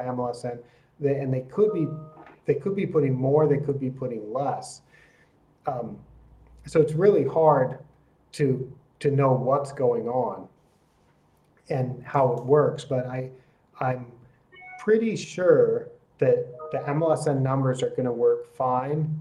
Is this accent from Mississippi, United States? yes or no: no; Oregon, United States; moved away; also born or lived in Japan; I'm from Oregon, which is a wonderful POA region